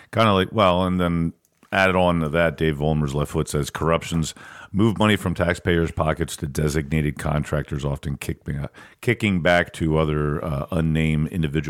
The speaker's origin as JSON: {"language": "English", "town": "Perkiomenville", "region": "Pennsylvania", "country": "United States", "tie": "born or raised there", "said": "I grew up in Perkiomenville out by Green Lane Reservoir."}